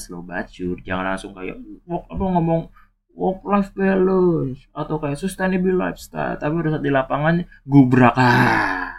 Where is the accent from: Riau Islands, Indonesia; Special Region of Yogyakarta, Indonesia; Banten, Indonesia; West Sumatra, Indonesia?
Banten, Indonesia; Tangerang; moved away; kota gua sendiri, kota Tangerang